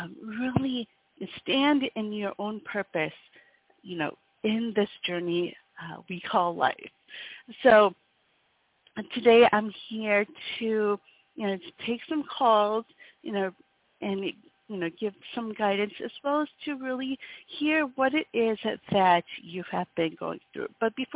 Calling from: Wisconsin, United States; I come to you from Wisconsin in the States

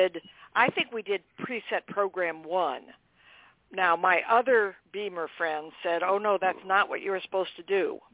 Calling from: Boston, Massachusetts, United States; I'm calling from Boston.

